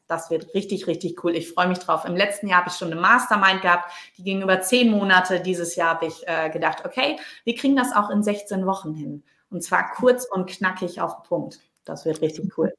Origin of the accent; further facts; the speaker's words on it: Low German-speaking area, Northern Germany, Germany; accent: Plattdeutsch (dat und wat); Ich komme hier aus dem Plattdeutschen